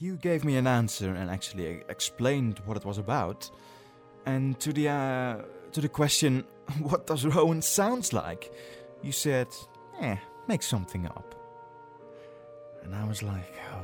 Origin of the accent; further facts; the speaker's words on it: Netherlands; English is a second language; I am actually Dutch. I am from the Netherlands.